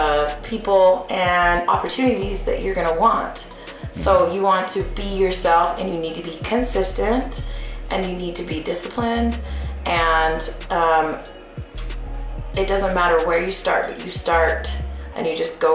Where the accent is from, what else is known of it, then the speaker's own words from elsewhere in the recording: Utah, United States; moved away as an adult; also born or lived in Maryland; Yeah, I'm originally from Utah, born and raised here. I lived back east for about 10 years and then just moved back.